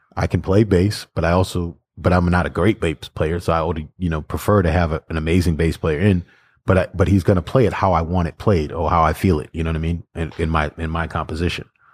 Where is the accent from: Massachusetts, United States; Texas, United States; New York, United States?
Massachusetts, United States; Boston; I'm from Boston